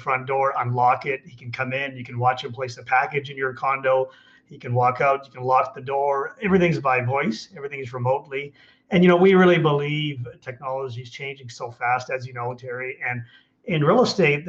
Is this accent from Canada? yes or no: yes; Calgary, Alberta, Canada; moved away as an adult; also born or lived in Vancouver, Canada; I grew up in Calgary